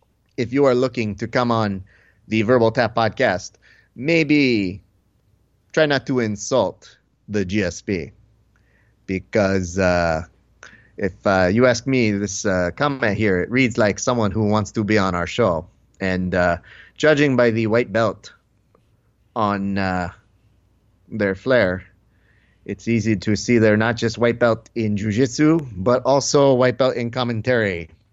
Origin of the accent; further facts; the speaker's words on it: Tunisia; You said that I was a national treasure, but I am from Tunisian.